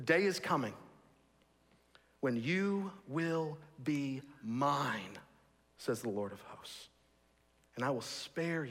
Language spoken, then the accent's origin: English; Texas, United States; also born or lived in St Andrews, Scotland; I grew up in Texas.